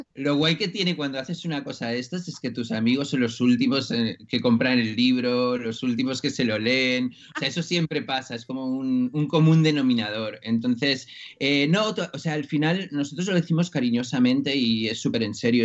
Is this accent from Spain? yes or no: yes; Spain; soy de aquí